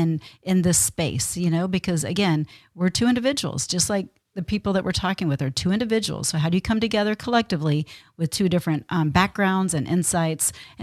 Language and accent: English; Texas, United States; I mean, I was brought up in the South. I was brought up in Texas.